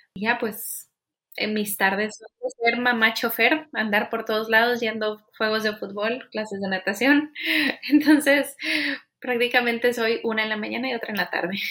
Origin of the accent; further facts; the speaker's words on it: Monterrey, Nuevo León, Mexico; soy regia.